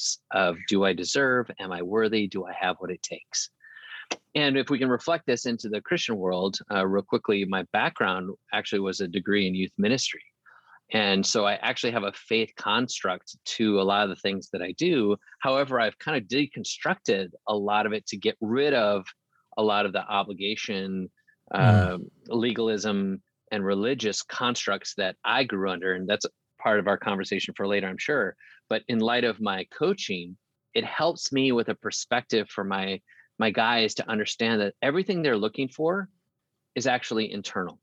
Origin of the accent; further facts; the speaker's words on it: central Wisconsin, United States; moved away as an adult; also born or lived in Houston, Texas; now in Nashville, United States; I was born in Houston, Texas, but I was raised in central Wisconsin